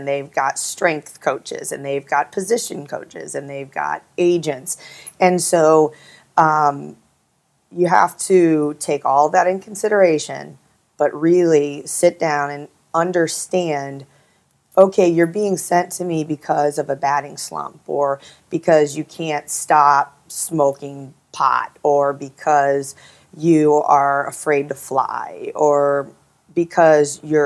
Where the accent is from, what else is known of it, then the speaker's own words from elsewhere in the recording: Midwest, United States; I grew up in the Midwest